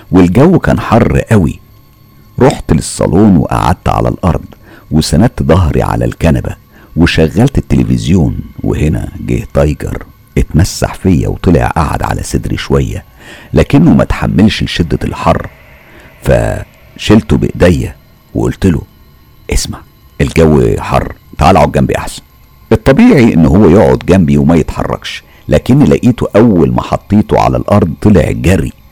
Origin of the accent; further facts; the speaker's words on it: Mansoura, Dakahlia, Egypt; احنا زي ما انتوا عارفين وواضح من حكايتي ان احنا من المنصورة واحنا من المنصورة نفسها وكانت زمان المنصورة فاضية مش زي دلوقتي مليانة عمار وناس